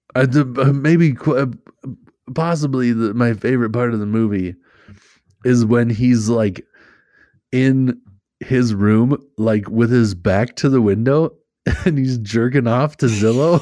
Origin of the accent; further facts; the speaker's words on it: Minnesota, United States; I'm Minnesotan for sure